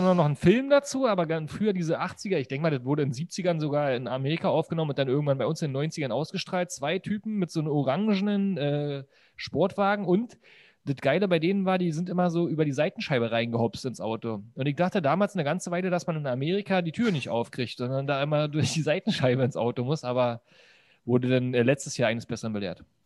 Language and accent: German; Berlin, Germany; bei uns in Berlin